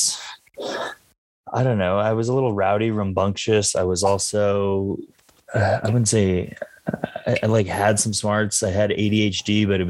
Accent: outside of Denver, Colorado, United States; I am from Colorado

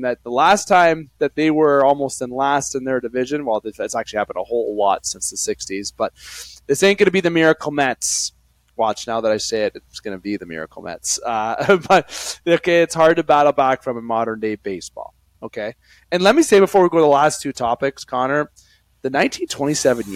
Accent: Algoma region, Ontario, Canada; we're from the Algoma region

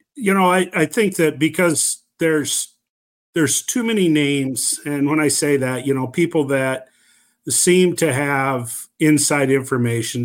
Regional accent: Oakland, Iowa, United States; my hometown

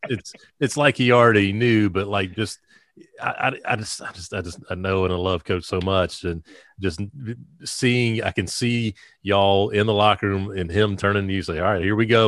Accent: South Carolina, United States; I, I born and raised in South Carolina, going and watching games at Frank McGuire Arena

